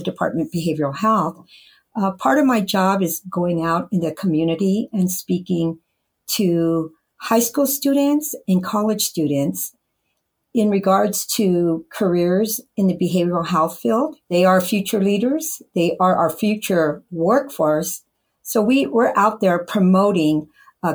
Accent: California, United States; first language English; I am first generation, born and raised in the United States or California, born and raised

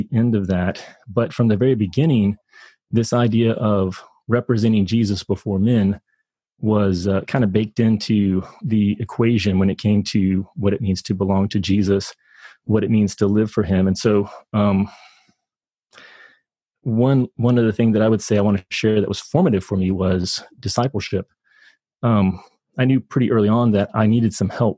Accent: Kentucky, United States; moved away as an adult; I was born in Kentucky and spent a lot of my childhood there

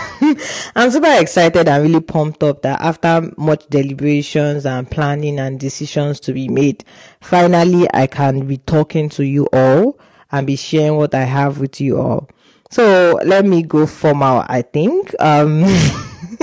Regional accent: Nigeria; moved away as an adult; now in Hungary; I'm a Nigerian pharmacy student at the University of Page Hungary

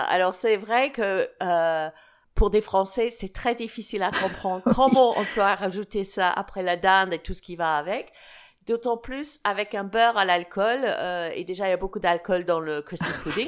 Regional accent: United Kingdom; French is a second language; also born or lived in Alsace; now in France; mon pays d'origine

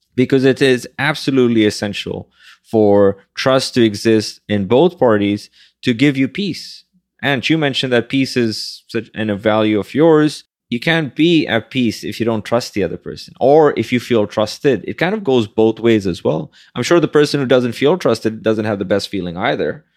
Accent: Pakistan; born or raised there; now in Manhattan, United States

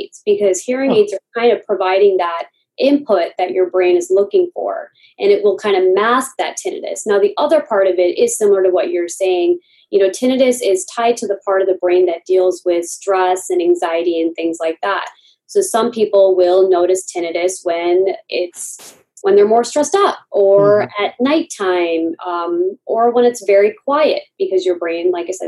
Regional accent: United States; we kind of had this dual identity of being American and South Asian

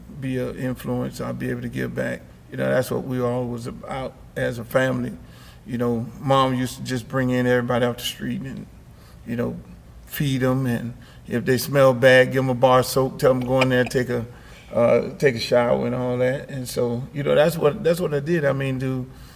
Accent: Miami, Florida, United States; I'm a kid from Liberty City, born and raised, 58 and 11th Avenue

